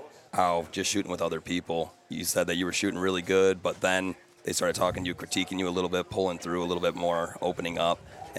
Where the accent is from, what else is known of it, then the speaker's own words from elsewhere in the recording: Michigan, United States; it's cool growing up in Michigan